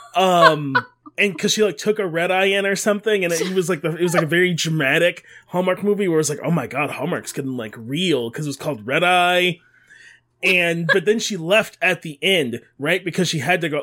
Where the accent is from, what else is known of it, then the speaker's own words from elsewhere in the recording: Detroit, Michigan, United States; I grew up in Detroit